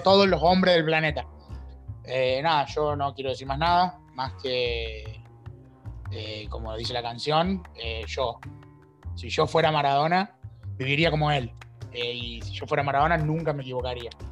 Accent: Argentina

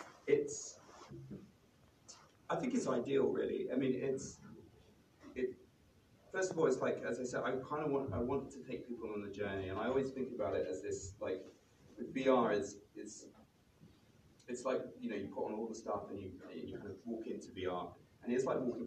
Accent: London, United Kingdom; I'm from London

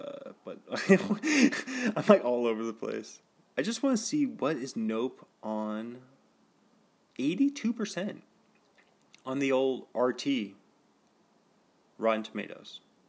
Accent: Kirkland, Washington, United States; I was born in Evergreen. Like, near Costco. Near the original Costco.

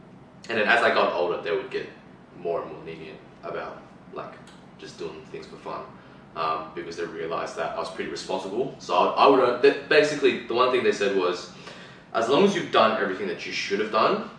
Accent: Brisbane, Queensland, Australia; I was born in Brisbane, so born here. My parents immigrated over, so my dad immigrated over about 25 years ago.

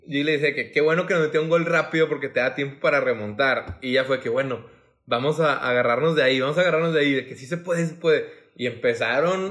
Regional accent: Monterrey, Nuevo León, Mexico; como regio

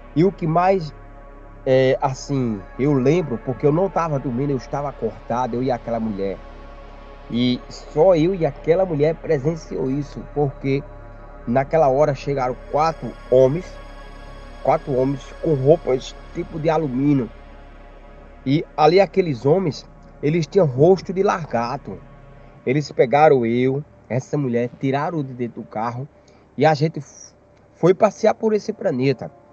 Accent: Campina Grande, Paraíba, Brazil; moved away as an adult; sou natural da cidade de Campina Grande, no estado da Paraíba.

